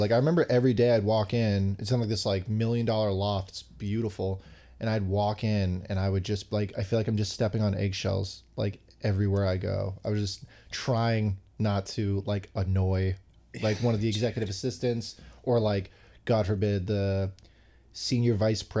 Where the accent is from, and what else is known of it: Somerville, Massachusetts, United States; born or raised there